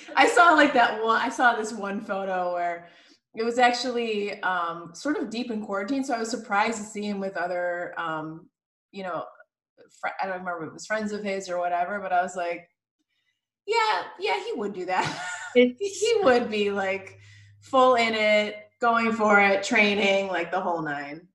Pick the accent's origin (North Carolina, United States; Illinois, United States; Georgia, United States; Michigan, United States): Illinois, United States; Chicago; now in Los Angeles, United States; I'm from Chicago